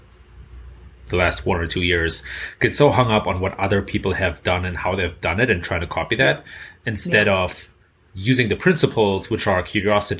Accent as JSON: {"language": "English", "country": "Germany", "accent": "German", "said": "my German accent"}